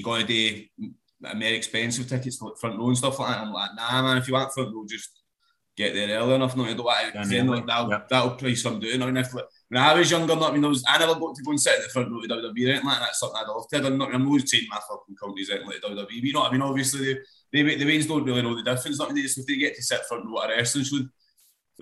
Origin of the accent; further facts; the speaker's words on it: Glasgow, Scotland, United Kingdom; I grew up in Govan